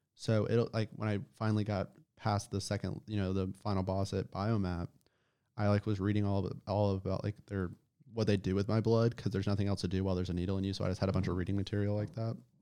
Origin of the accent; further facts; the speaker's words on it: Nashville suburb, Middle Tennessee, United States; Where I grew up in Middle Tennessee is not, you know, Nashville suburb is not America.